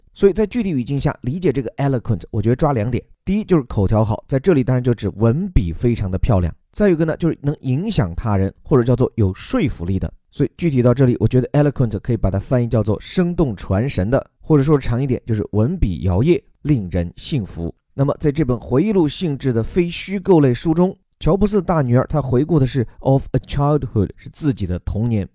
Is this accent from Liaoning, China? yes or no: no; Chengdu, Sichuan, China; 我的家乡啊，成都 有三千多年的历史了